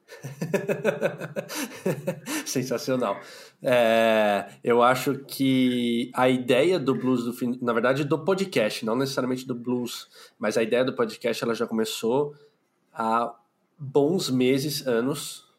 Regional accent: São Paulo, Brazil; eu moro em São Paulo, eu sou de São Paulo, capital, nasci aqui, vivo aqui

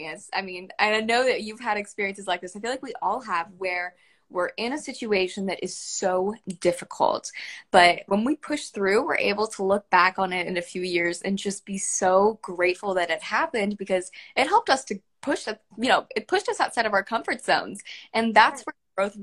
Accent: Cincinnati, Ohio, United States; I'm from Cincinnati, and we are home to Skyline Chili

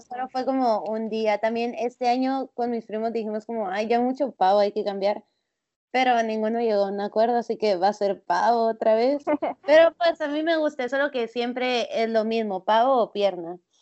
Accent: Guatemala; gente de acá de Guatemala

